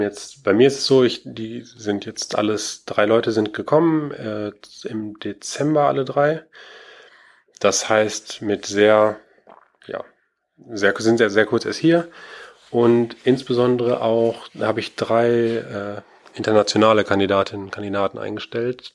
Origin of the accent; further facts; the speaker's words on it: Schloss Holte-Stukenbrock, North Rhine-Westphalia, Germany; also born or lived in Aachen / Paderborn; Ich komme hier aus Ostwestfalen-Lippe, aus Schloss Holte